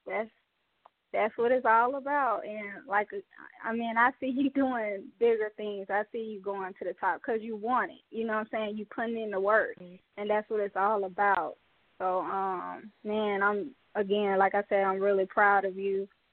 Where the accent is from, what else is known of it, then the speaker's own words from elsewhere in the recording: Mobile, Alabama, United States; all the way from Mobile, Alabama, my hometown